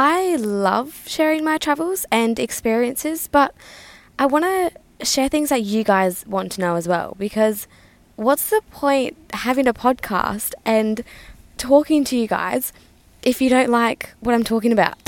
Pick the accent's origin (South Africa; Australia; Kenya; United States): Australia; Western Australia; moved away; Australia, which is my hometown